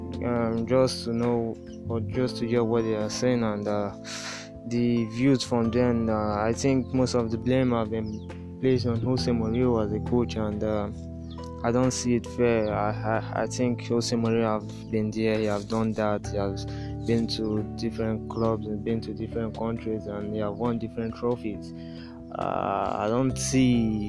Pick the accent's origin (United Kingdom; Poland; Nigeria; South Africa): Nigeria; I'm from Nigeria